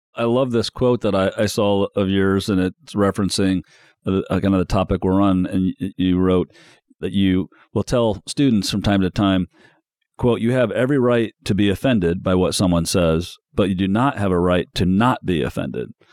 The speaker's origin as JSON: {"language": "English", "town": "South Bend", "region": "Indiana", "country": "United States", "tie": "born or raised there", "said": "I grew up in the South Bend, Mishawaka area"}